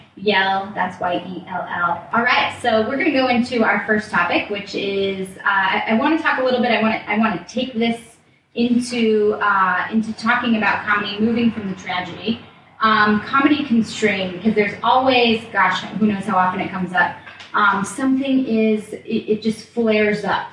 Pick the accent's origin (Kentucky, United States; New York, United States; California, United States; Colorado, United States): Colorado, United States; I'm from Colorado, right. and I grew up uh, in a rural area around guns